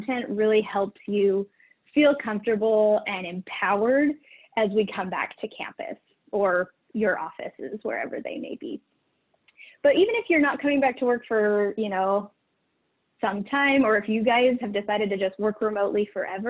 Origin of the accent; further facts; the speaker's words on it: Idaho, United States; moved away; also born or lived in Utah; I grew up in Idaho, and we have a really weirdly shaped state